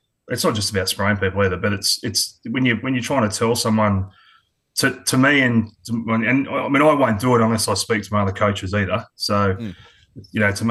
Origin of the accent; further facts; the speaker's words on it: Adelaide, South Australia, Australia; also born or lived in Sydney; now in Queensland, Australia; I was born in Sydney, but moved over to Adelaide when I was quite young, about three and a half.